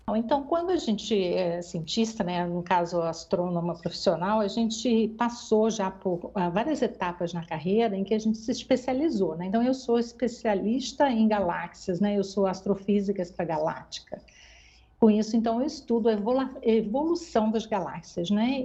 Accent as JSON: {"language": "Portuguese", "country": "Brazil", "moved": "as an adult", "said": "eu saí do Brasil por causa disso"}